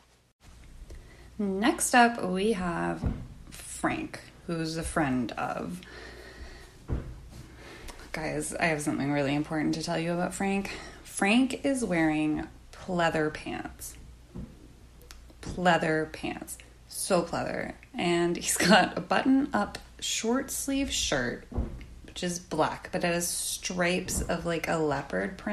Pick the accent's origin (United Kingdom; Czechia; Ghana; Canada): Canada; I'm Canadian, where we normally say